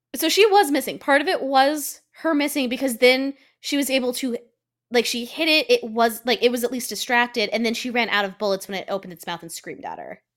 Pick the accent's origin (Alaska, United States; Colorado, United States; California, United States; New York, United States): Colorado, United States; I'm from Colorado